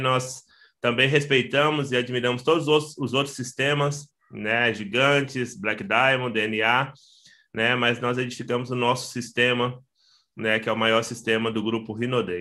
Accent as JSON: {"language": "Portuguese", "town": "Belo Horizonte", "region": "Minas Gerais", "country": "Brazil", "tie": "born or raised there", "said": "Sou nascido e criado em uma favela chamada Vila Canaã, em Belo Horizonte, Minas Gerais. Sou mineirinho"}